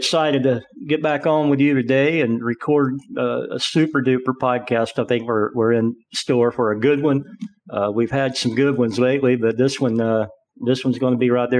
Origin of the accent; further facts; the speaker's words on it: Atlanta, Georgia, United States; I grew up in Atlanta